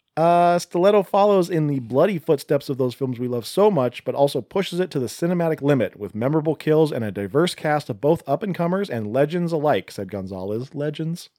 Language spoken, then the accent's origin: English; Seattle, Washington, United States; we're from the Seattle area